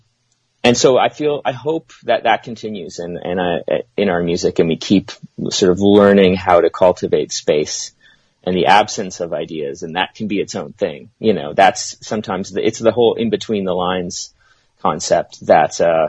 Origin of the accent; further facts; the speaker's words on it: Winnipeg, Manitoba, Canada; we're from Winnipeg, Manitoba, Canada